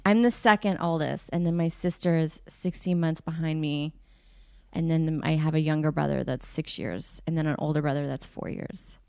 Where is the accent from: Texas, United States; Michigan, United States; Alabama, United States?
Texas, United States; suburb outside of Houston; also born or lived in South Africa; I grew up in Texas in a suburb outside of Houston.